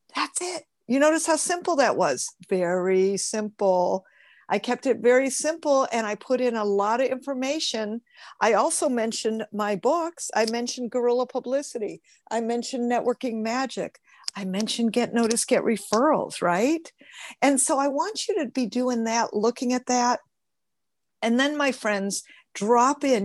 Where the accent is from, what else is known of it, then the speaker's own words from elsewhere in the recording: Michigan, United States; now in California, United States; I'm from Michigan originally